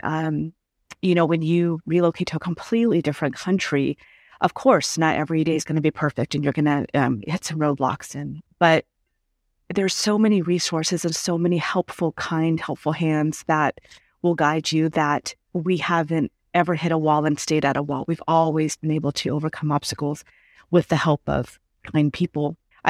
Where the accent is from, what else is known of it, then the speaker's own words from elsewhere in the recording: California, United States; now in Portugal; I knew what it was to be American, born and raised in California. I know what it's like to be American.